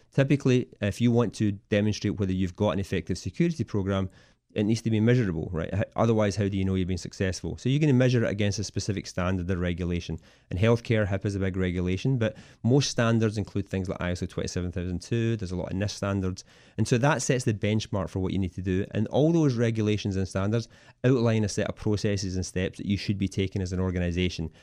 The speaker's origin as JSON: {"language": "English", "region": "Scotland", "country": "United Kingdom", "moved": "as an adult", "lives_now": "Washington DC metro area, United States", "said": "I originally come from Scotland, uh, and I came over here about seventeen years ago as part of the telecom boom"}